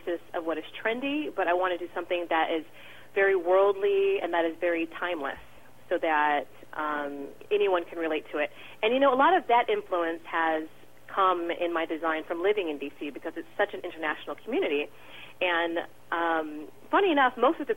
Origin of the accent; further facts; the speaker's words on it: San Diego, California, United States; where I grew up in San Diego